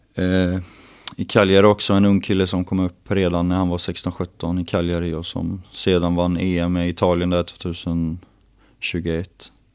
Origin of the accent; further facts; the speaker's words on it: southern Dalsland, Västra Götaland, Sweden; moved away; jag kommer från eh, jantets mecka i södra Dalsland där man inte får vara bra på någonting